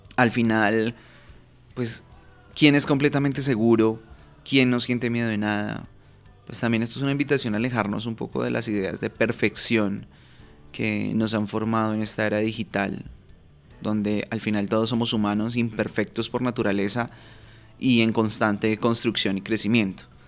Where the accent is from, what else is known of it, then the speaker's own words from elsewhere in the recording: Bogotá, Colombia; moved away as an adult; now in Medellín, Colombia; viviendo en una ciudad que no es eh, en la que nací. Yo soy de Bogotá, Colombia, y actualmente vivo en Medellín.